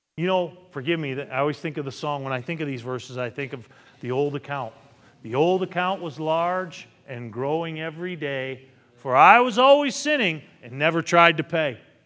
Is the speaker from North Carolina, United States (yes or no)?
no; Massachusetts, United States; I'm from Massachusetts